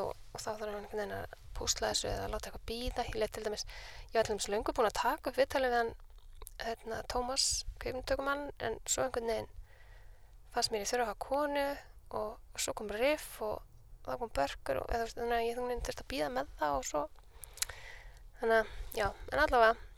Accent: Reykjavík, Capital Region, Iceland; also born or lived in Copenhagen; ég er uppalinn í Vesturbænum

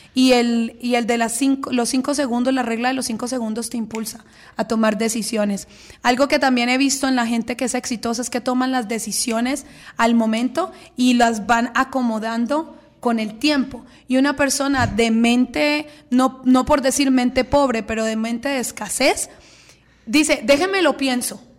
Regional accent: Colombia; soy colombiana

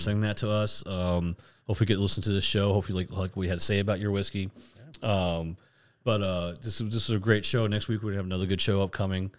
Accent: Florida, United States; we're from Florida

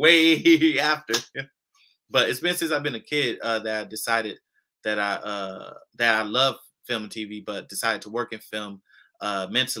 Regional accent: Los Angeles, California, United States; I come from South Central LA. I grew up in Inglewood, Compton, Watts

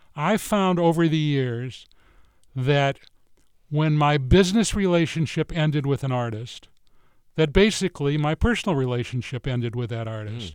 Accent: Midwest, United States; moved away; I was from the Midwest

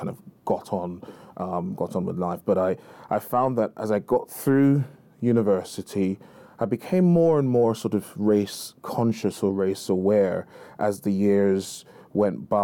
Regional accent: Jamaica; now in United Kingdom; I'm of Jamaican heritage. I was born there, and I live in the UK

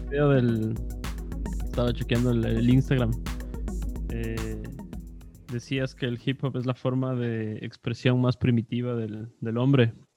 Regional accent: Quito, Pichincha, Ecuador; moved away; also born or lived in Europe; crecí en los 90 en Quito, entonces en el norte

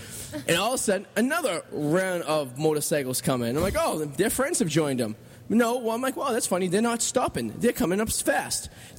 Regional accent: Revere, Massachusetts, United States; I bet I'm the only guy from Revere that's ever been in the Four Corners.

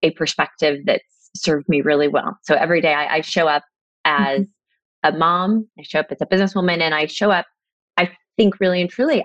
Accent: La Mesa, California, United States; moved away as an adult; also born or lived in Laguna Beach, California; I grew up in La Mesa, and was born and raised there

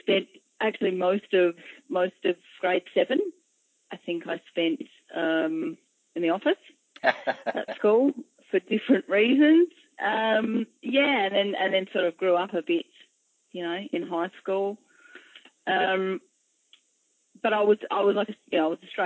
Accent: Adelaide, South Australia, Australia; also born or lived in Wallaroo, South Australia; I grew up firstly in Adelaide in South Australia, probably until about grade six

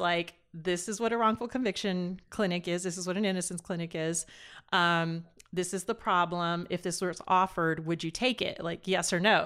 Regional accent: Las Vegas, Nevada, United States; also born or lived in East Los Angeles, California; I started law school back in my hometown of Vegas

